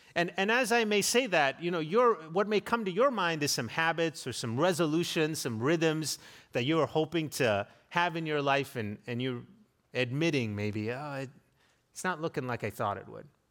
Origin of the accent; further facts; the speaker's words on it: South Africa; now in United States; growing up in South Africa